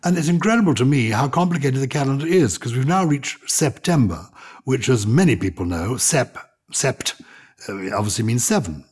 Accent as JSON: {"language": "English", "region": "England", "country": "United Kingdom", "accent": "English", "said": "my English accent"}